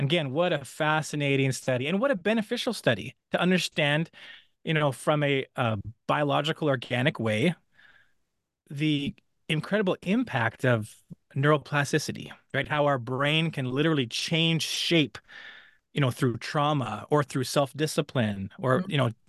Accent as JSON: {"language": "English", "region": "British Columbia", "country": "Canada", "tie": "born or raised there", "said": "You know, I was raised very poor in British Columbia, Canada. We lived in the mountains."}